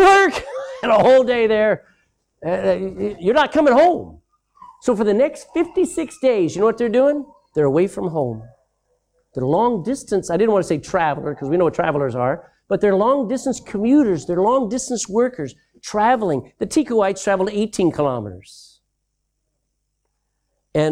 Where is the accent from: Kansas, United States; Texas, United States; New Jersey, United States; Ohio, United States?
Texas, United States; moved away as an adult; I'm from Texas. That's my country.